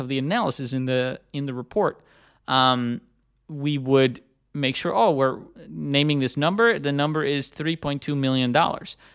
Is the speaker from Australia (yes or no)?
no; Netherlands; moved away as an adult; also born or lived in United States; I'm originally from Europe. I also, I'm, I'm from the Netherlands. I, I live in Amsterdam again these days after having lived in the U S for a long time.